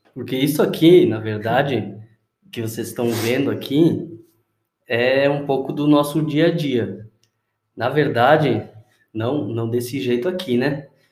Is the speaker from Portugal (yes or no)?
no; Uruguay; moved away; na igreja que eu cresci lá no Uruguai